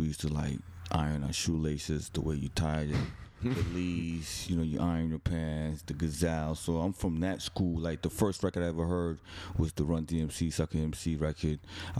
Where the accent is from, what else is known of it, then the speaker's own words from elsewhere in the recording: New Jersey, United States; also born or lived in Brooklyn, New York; I was born in Brooklyn, grew up in New Jersey